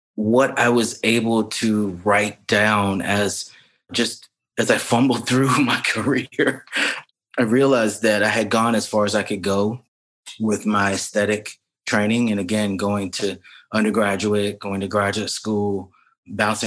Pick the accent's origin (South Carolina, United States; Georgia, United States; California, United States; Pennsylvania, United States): South Carolina, United States; Lexington; moved away as an adult; also born or lived in Hampton, Virginia; now in Brooklyn, United States; I was born and raised in Lexington, South Carolina, a very small town right outside of Columbia, South Carolina